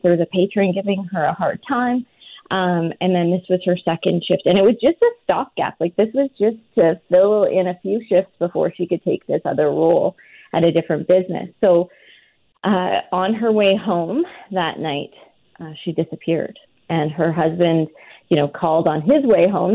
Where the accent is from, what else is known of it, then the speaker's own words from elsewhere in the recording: rural Alberta, Canada; I'm from a really small farming community in rural Alberta.